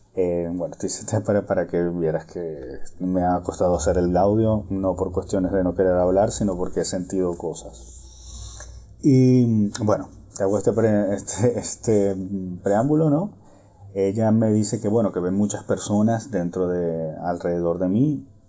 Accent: Venezuela; moved away as an adult; also born or lived in Ireland / Hamburg, Germany; now in Berlin, Germany; yo soy venezolano, pero como ya saben, la situación del país y toda esta historia, yo hace muchos años me vine a vivir a Europa

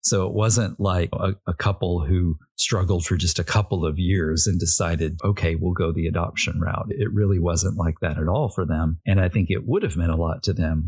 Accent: Arkansas, United States; also born or lived in Little Rock, Arkansas; I grew up in an airbase town

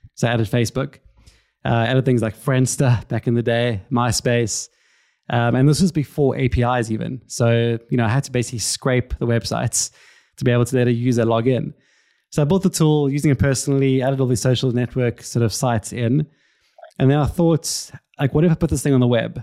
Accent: Cape Town, Western Cape, South Africa; now in London, United Kingdom; I'm originally from Cape Town, South Africa. You can probably hear it from the accent.

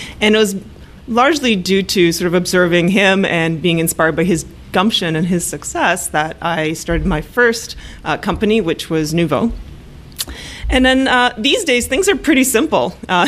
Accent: Canada; also born or lived in Poland; now in Toronto, Canada; I was born in Poland and moved to Canada in the early 80s when Poland was still a communist country as a young child.

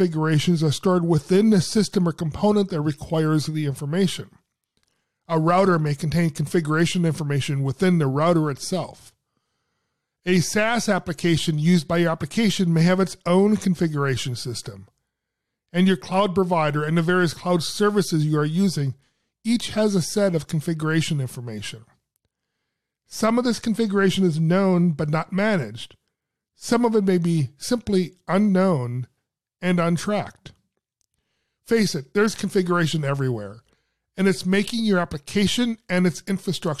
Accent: Seattle, Washington, United States; Seattle, Washington, my hometown

